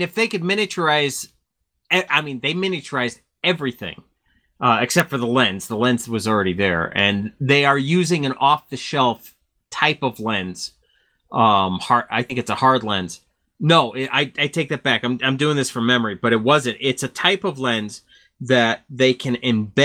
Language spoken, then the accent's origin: English; Connecticut, United States; Back in the 70s, I grew up in Connecticut